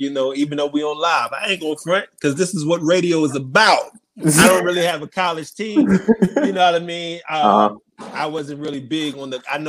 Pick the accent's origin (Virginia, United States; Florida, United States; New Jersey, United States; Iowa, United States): New Jersey, United States; I'm from Jersey